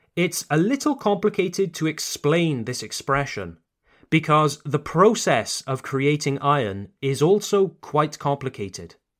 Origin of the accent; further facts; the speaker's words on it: United Kingdom; You can tell that I'm British, can't you? Ça se voit que je suis britannique